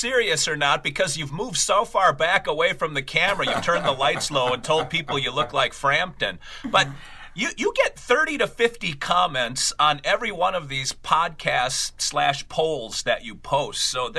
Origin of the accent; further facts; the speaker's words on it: Philippines; I'm Filipino, so a close shave, not a close shave, isn't as relevant for me.